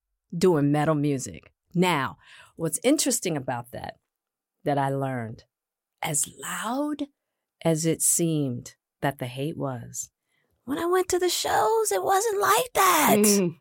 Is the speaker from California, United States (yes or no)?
yes; Hollywood, California, United States; I'm a woman, I'm Black, and I'm from Hollywood.